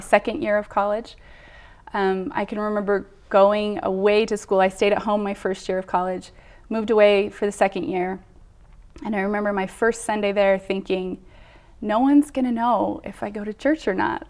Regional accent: Bountiful, Utah, United States; I grew up in Bountiful, Utah. I, born and raised

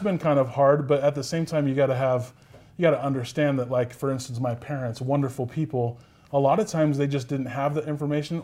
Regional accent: Sacramento, California, United States; moved away as an adult; also born or lived in Pocatello, Idaho; now in West Valley City, United States; I'm from Sacramento, California. That's where at least I was raised.

